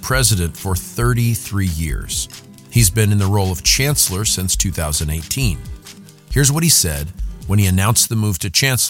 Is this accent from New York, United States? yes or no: no; Albuquerque, New Mexico, United States; outside of my hometown, Albuquerque.